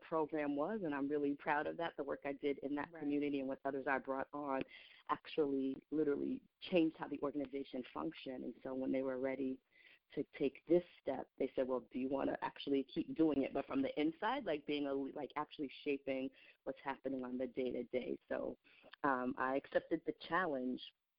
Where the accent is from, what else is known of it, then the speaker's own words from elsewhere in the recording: New York City, New York, United States; I was born in New York City, and I was born in the Bronx, and, you know, between Brooklyn and the Bronx, that's my rearing.